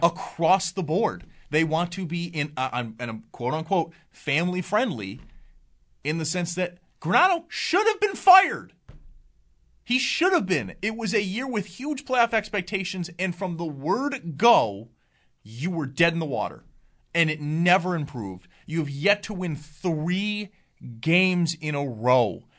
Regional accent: Cheektowaga, New York, United States; I'm from Cheetawauga. I can call it Cheetawauga. I was born and raised there

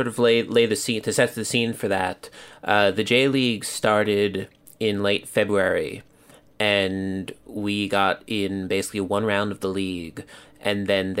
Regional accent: Philadelphia, Pennsylvania, United States; moved away as an adult; also born or lived in Massachusetts; now in Tokyo, Japan; I'm born and raised in Philadelphia. Went to college up in Massachusetts at a small, tiny school nobody's ever heard of.

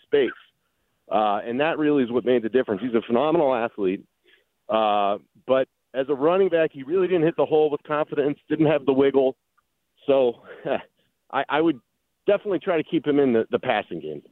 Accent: Pittsburgh, Pennsylvania, United States; also born or lived in Michigan State / Bay Area; now in San Francisco, United States; I grew up in Squirrel Hill and, and Pittsburgh

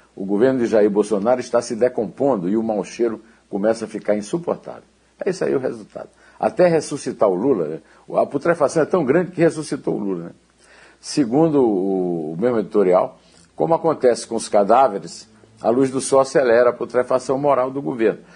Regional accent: Uiraúna, Paraíba, Brazil; Uiraúna, onde eu nasci, na Paraíba

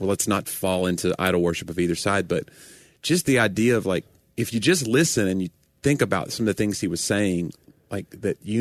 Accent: United States; as an American

